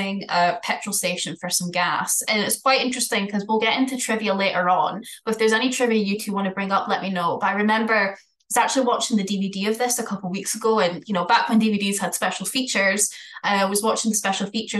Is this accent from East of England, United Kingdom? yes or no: no; Scotland, United Kingdom; accent: Scottish; my Scottish accent